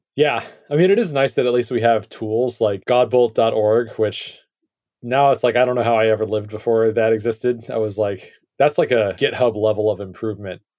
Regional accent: United States; as an American

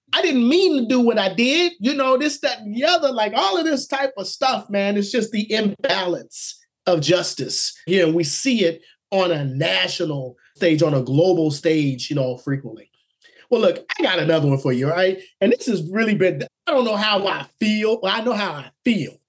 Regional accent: Oklahoma, United States; I was born in Oklahoma

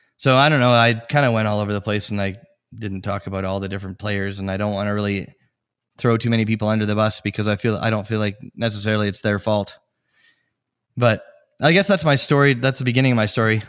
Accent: Edmonton, Alberta, Canada; now in Steamboat Springs, United States; I was born in Edmonton, Alberta, in Canada

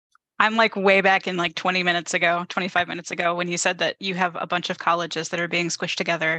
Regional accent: United States; as an American

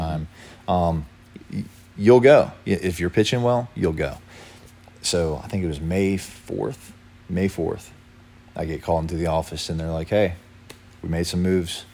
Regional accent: Lynchburg, Virginia, United States; I'm from Lynchburg, Virginia

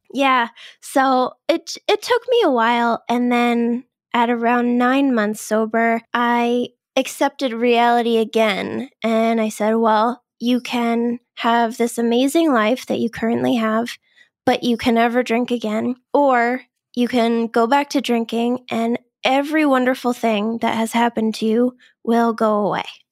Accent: Boston, Massachusetts, United States; I'm from the Boston area. I've always lived here.

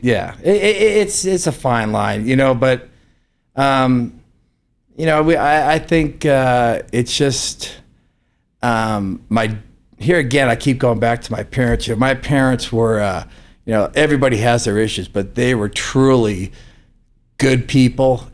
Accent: Palo Alto, California, United States; now in Reno, United States; I grew up in Palo Alto, California

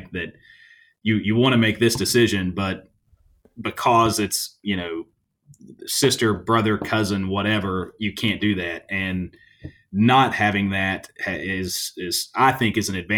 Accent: Halls, Tennessee, United States; I'm from Halls, which is just outside of Knoxville

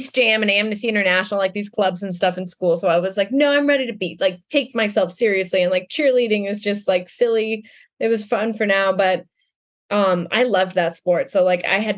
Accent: Denver, Colorado, United States; I grew up in Denver

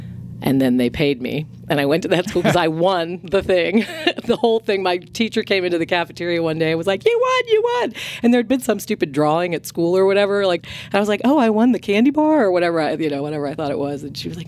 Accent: Greenville, United States; I went to a public high school. I didn't know there was such a thing as a private school because I went to Greenville High School

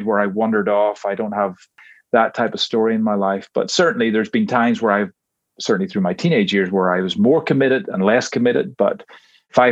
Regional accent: Northern Ireland, United Kingdom; moved away as an adult; now in Georgia, United States; I grew up in Northern Ireland.

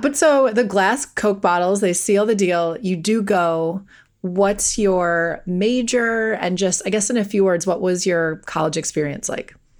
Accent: Wisconsin, United States; I grew up in Wisconsin.

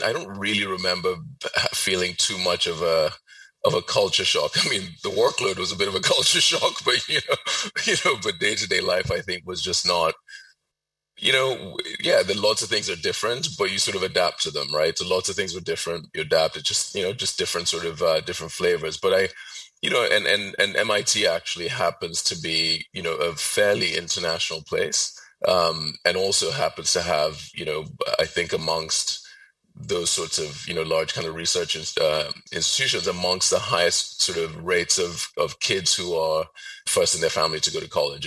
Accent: Ibadan, Oyo, Nigeria; moved away; I grew up in Ibadan, which, you know, and I went to a local kind of Nigerian primary school, 100% Nigerians

